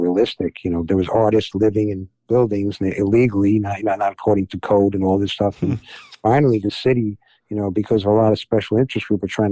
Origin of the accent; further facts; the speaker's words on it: New York City, New York, United States; I'm a New Yorker